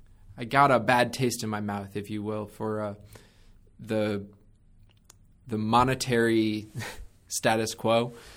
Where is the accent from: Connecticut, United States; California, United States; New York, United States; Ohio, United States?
Connecticut, United States; I was a twerp from Connecticut, wanted to work in financial services my whole life, really idolized a lot of the fiduciary, like investment management professionals around where I grew up.